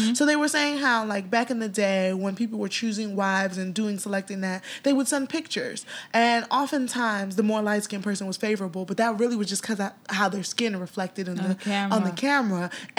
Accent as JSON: {"language": "English", "country": "United States", "tie": "born or raised there", "said": "although I am American by virtue of like I grew up here, mm-hmm. you know, I'm Nigerian"}